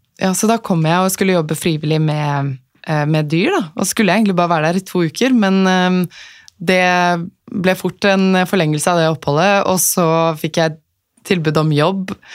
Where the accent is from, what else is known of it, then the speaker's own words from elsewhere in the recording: Asker, Akershus, Norway; moved away as an adult; vokste opp i Asker